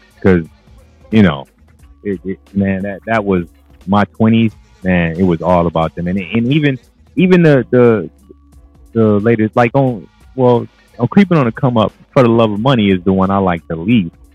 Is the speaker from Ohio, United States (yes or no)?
yes; Cleveland, Ohio, United States; I was from Cleveland